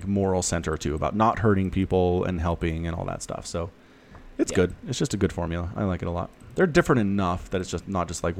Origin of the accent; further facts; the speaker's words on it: United States; I'm an American